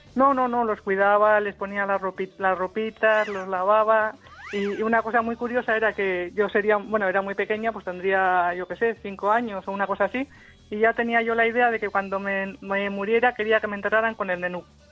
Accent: Basque Country, Spain; now in Santander, Spain; No te he dicho que vivo en Santander, pero soy vasca

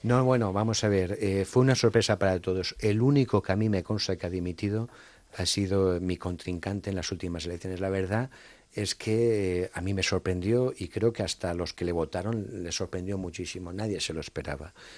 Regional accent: Valencian Community, Spain; soy valenciano

